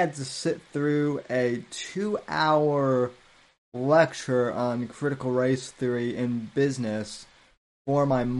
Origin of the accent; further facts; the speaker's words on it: United States; because I'm an American